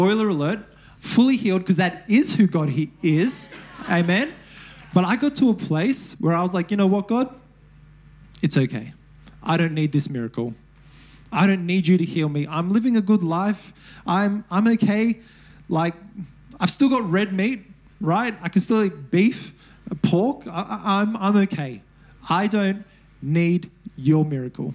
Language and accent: English; Sydney, New South Wales, Australia; I'm from Mount Druitt.